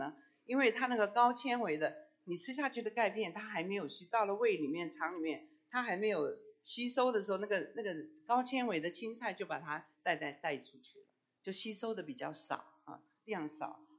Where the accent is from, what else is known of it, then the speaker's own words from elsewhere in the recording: China; 熬大补汤，我们中国人都说，哎，我不喝牛奶，喝牛奶会拉肚子，我就不喝牛奶，我我煮骨头汤。